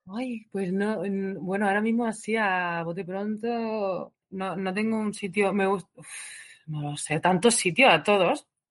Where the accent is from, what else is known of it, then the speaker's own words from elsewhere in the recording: Region of Murcia, Spain; moved away as an adult; also born or lived in Granada / London; yo soy de Murcia